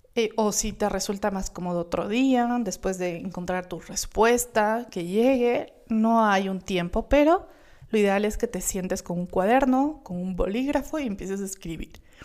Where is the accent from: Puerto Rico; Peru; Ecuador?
Ecuador; Gualaquiza, Morona Santiago; yo vengo de Gualaquiza, de Morona, Santiago, un pueblito hermoso